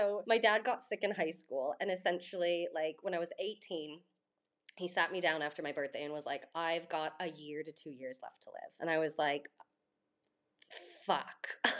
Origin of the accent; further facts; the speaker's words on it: Laguna Beach, California, United States; And I think just with fashion in general, growing up in Laguna at 18